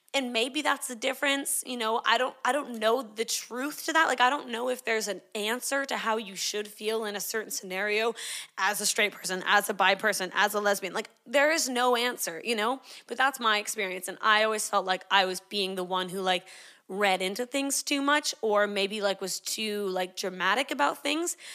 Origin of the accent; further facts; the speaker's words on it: Canada; moved away as an adult; also born or lived in Sydney, Australia; I grew up in Canada. I moved to Sydney, Australia when I was eighteen to do Bible college